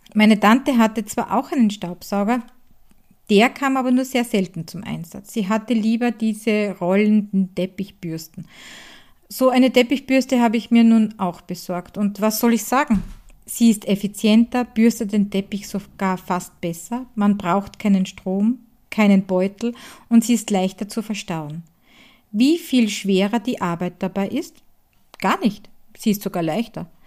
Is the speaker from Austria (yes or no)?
yes; Hart bei Graz, Styria, Austria; von Die Handwerkstätte aus meiner Heimat in Hart bei Graz in der grünen Steiermark